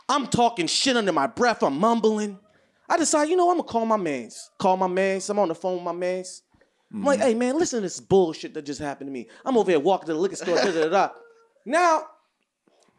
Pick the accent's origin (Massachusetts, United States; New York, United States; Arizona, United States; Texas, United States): Massachusetts, United States; Boston; now in Los Angeles, United States; I'm from Boston, man. I'm from the East Coast